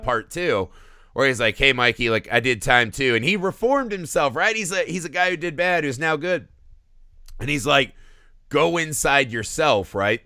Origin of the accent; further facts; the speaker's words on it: Indiana, United States; I grew up in Indiana.